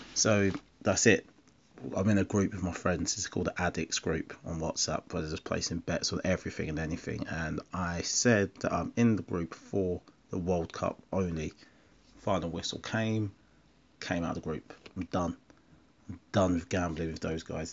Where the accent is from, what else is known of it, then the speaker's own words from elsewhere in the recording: Essex, East of England, United Kingdom; I'm black. I'm from Essex